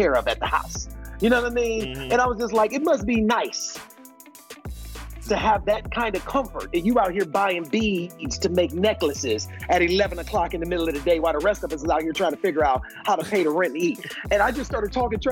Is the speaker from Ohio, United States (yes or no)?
yes; Cleveland, Ohio, United States; moved away; I'm from Cleveland, Ohio